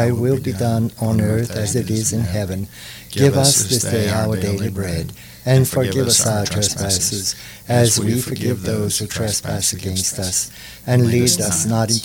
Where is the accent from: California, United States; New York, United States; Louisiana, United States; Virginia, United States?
Louisiana, United States; Church Point; I was born in Church Point, September 20th, 1944. I was born at home